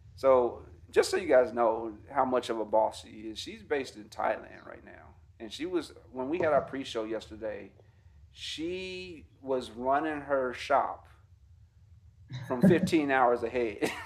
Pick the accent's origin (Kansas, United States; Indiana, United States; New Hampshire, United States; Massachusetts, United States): Indiana, United States; Gary; my hometown of Gary, Indiana